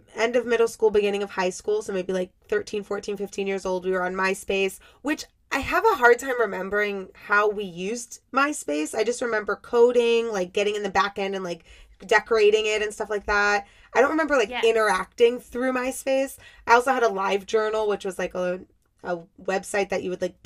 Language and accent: English; Miami, Florida, United States; I grew up in Miami, and I live a little north of Miami now.